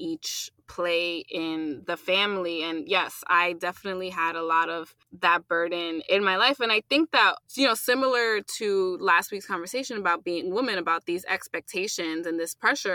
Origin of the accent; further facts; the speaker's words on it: United States; first language English; being born here, was because English was my first language